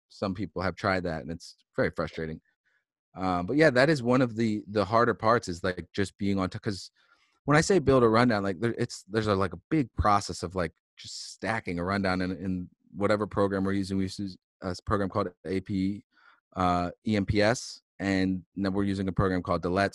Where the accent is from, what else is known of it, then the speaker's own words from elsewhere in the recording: Philadelphia, Pennsylvania, United States; moved away as an adult; now in Boston, United States; I moved up from Philly um, for college